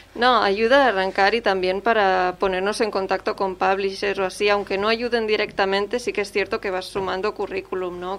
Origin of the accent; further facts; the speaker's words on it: Catalonia, Spain; Es una lengua que conocemos porque somos de aquí